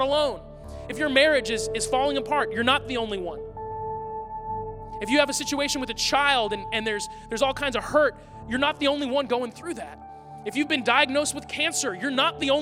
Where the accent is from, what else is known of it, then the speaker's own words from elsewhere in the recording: United States; American Christians